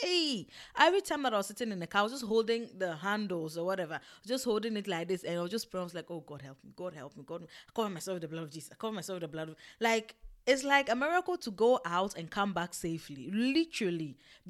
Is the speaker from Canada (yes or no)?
no; Ghana; born there; Me, that I thought, oh, me, I was born in Ghana, I have the blood, I have everything, my skin is tough, back to the motherland